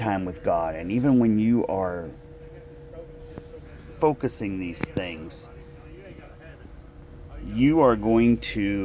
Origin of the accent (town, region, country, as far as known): United States